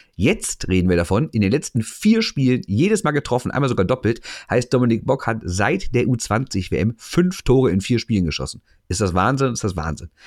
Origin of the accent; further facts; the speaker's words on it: Cologne, North Rhine-Westphalia, Germany; als Kölner